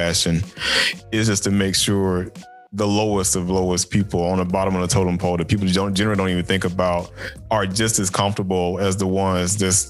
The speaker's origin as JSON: {"language": "English", "town": "Macon", "region": "Georgia", "country": "United States", "tie": "born or raised there", "said": "I come from the Deep South. Like I come from out of, I don't know if you're familiar with Georgia, from Macon, Georgia"}